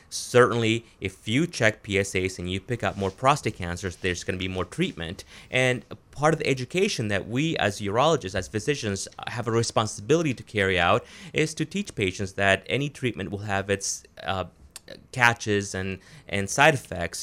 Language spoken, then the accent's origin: English; Florida, United States; moved away as an adult; also born or lived in Wisconsin / Providence, Rhode Island; now in Maine, United States; I'm originally from Florida